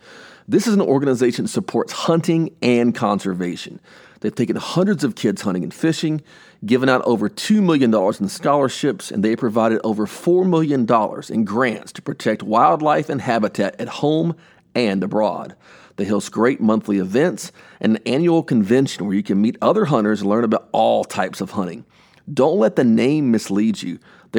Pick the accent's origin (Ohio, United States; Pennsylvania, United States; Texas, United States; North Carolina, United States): Texas, United States; East; And see, I grew up here in East Texas